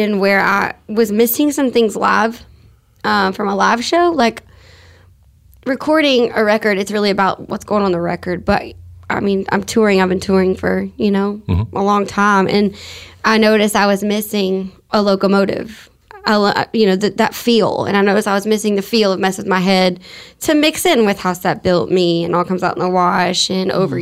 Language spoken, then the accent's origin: English; near the Louisiana border, Texas, United States; growing up on the line of Louisiana, I feel like it's very – I mean, I'm from Texas, but – we're an hour from the Louisiana border